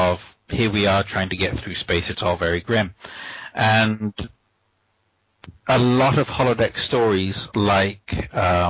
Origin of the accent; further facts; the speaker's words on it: United States; Growing up in the United States